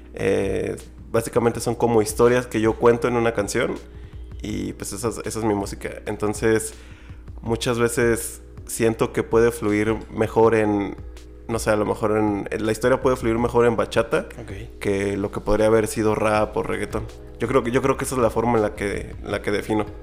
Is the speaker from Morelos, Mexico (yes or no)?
no; San Luis Potosí, Mexico; Yo soy de San Luis Potosí